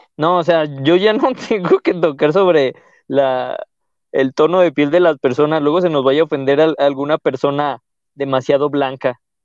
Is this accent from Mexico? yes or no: yes; León, Guanajuato, Mexico; siento que yo no hablo tan, tan de león